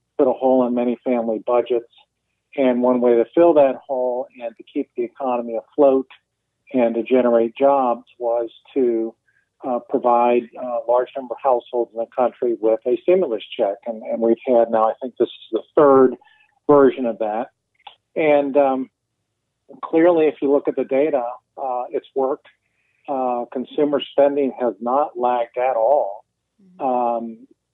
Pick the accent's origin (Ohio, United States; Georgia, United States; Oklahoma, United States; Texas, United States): Ohio, United States; Cincinnati; now in North Carolina, United States; my town is Cincinnati.